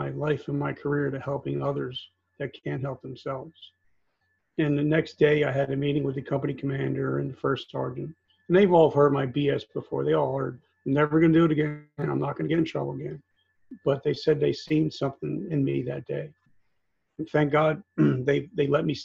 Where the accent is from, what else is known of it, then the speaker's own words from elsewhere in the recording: New Jersey, United States; also born or lived in South Carolina; I grew up in New Jersey